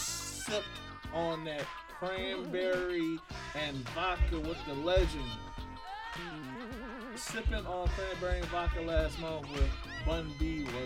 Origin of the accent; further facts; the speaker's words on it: New York City, New York, United States; I'm from Brooklyn one time.